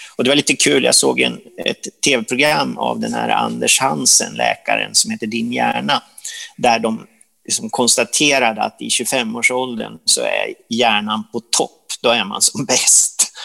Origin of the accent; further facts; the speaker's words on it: Sundsvall, Västernorrland County, Sweden; när vi var små i Sundsvall